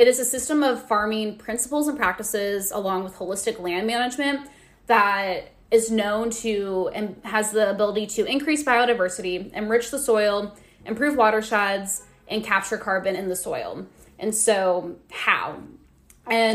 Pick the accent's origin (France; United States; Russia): United States; Nebraska; growing up in Nebraska, that's, like, wherever you're driving, it's typically always, yeah, like, just, like, corn